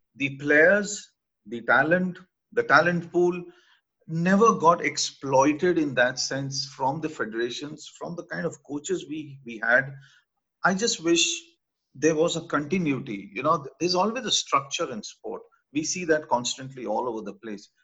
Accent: Rourkela, Odisha, India; I, I come from Orissa, from uh, which, you know, now is virtually the center for hockey. And uh, I schooled in a place called Raurkela

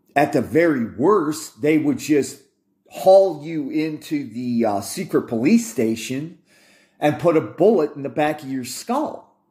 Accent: United States

